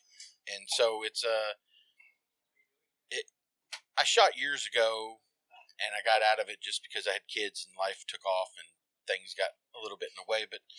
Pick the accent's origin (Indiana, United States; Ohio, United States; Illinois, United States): Indiana, United States